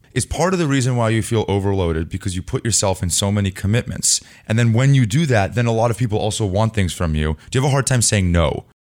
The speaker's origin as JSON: {"language": "English", "town": "Los Altos", "region": "California", "country": "United States", "tie": "born or raised there", "said": "I lived in Los Altos. You lived in Los Altos. Yes. I grew up there"}